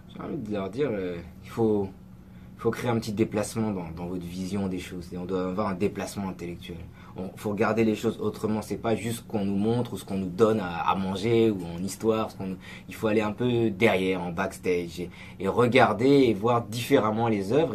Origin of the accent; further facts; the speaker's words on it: France; also born or lived in Senegal; on est français, on est francophone